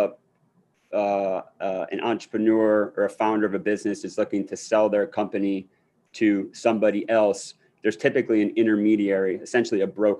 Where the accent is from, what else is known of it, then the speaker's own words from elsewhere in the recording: Akron, Ohio, United States; moved away as an adult; now in New York, United States; I grew up in Akron, Ohio.